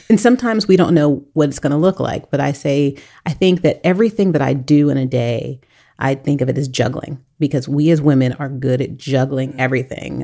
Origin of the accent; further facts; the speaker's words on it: United States; we as an American society